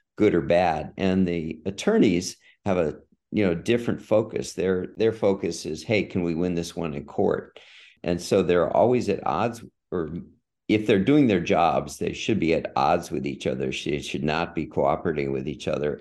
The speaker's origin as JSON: {"language": "English", "town": "San Diego", "region": "California", "country": "United States", "tie": "born or raised there", "moved": "as an adult", "said": "I grew up in San Diego."}